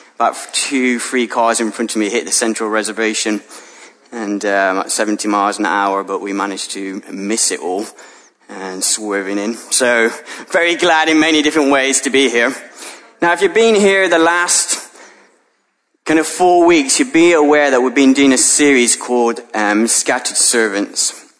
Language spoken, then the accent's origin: English; United Kingdom; ethnically I'm a, a British, white British follower of Jesus